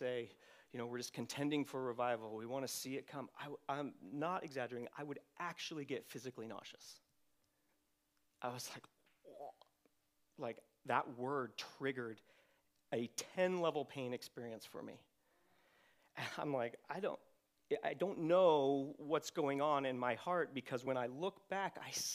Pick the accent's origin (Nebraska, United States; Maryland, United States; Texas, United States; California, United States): California, United States; Redding; I grew up in Reading at Bethel